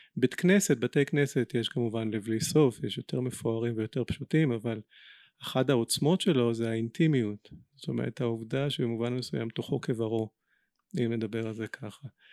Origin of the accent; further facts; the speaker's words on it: Israel; בינינו כישראלים ובינינו יהודים